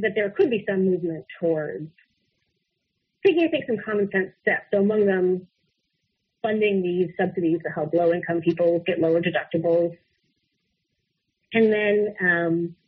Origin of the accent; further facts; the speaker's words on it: Utah, United States; I think I'm from Utah, so I think even my own Senator Orrin Hatch